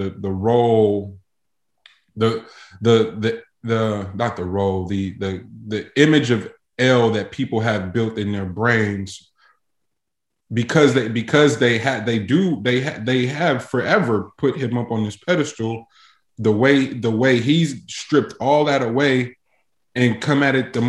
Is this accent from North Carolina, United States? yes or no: yes; North Carolina, United States; I'm from North Carolina